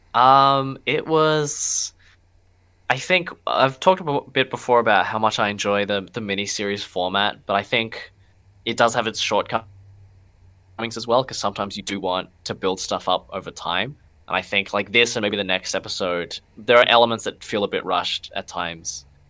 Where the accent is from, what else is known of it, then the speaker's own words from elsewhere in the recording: Darwin, Northern Territory, Australia; moved away; I'm from Darwin originally.